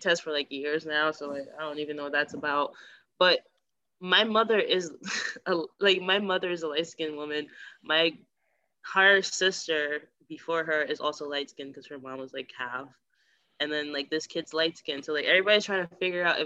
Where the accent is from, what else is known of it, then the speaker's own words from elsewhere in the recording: Nigeria; I am a Nigerian Catholic